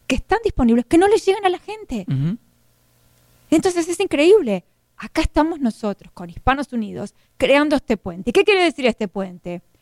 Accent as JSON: {"language": "Spanish", "country": "Argentina", "lives_now": "United States", "said": "Porque yo soy argentina, tú, tú eres mexicano, pero acá somos hispanos."}